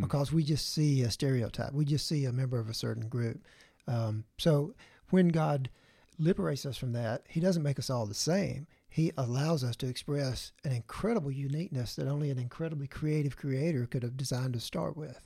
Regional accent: the Bible Belt, the South, United States; growing up in the Bible Belt

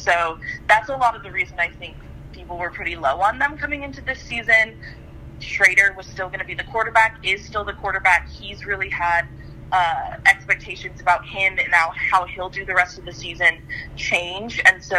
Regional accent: West Coast, United States; moved away as an adult; also born or lived in Missouri; now in Syracuse, United States; I'm originally from the West Coast, so I didn't really ever envision myself spending 4 years in the Midwest.

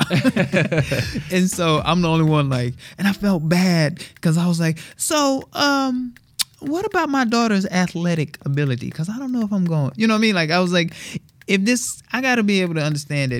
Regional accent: Texas, United States; I'm from Texas

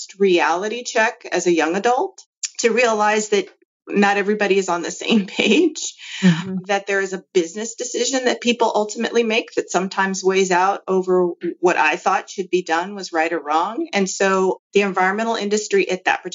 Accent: Los Angeles, California, United States; I actually grew up in Baldwin Hills, which is kind of close to Culver City

